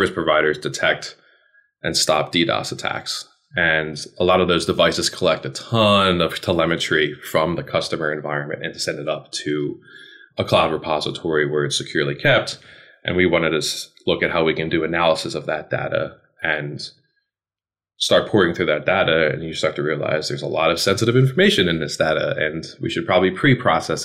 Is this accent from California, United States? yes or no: no; Philadelphia, Pennsylvania, United States; moved away as an adult; also born or lived in Maryland; I'm from Philly originally